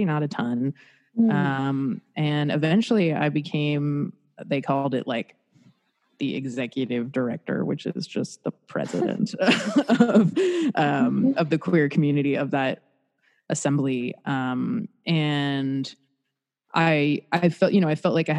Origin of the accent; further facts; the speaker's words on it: South Florida, United States; moved away as an adult; also born or lived in Los Angeles; I'm from South Florida